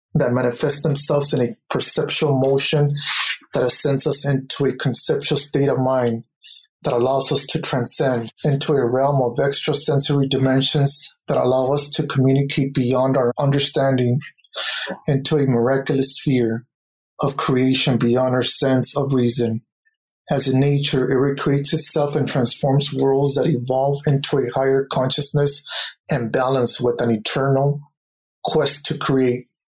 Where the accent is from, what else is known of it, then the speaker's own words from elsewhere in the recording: Los Angeles, California, United States; I am from East Los Angeles